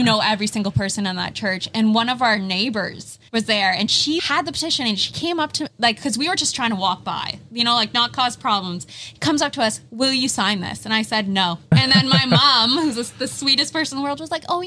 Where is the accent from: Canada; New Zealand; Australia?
Canada; we're Canadian